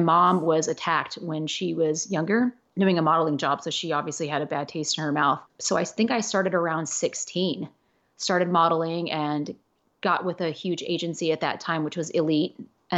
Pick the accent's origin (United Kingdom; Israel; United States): United States; Los Angeles, California; born there; people think because I was born in Los Angeles, literally 20 minutes away from Hollywood, that this was my life.